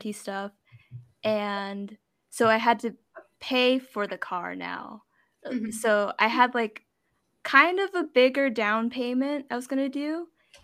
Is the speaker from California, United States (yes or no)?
yes; Torrance, California, United States; we're from Torrance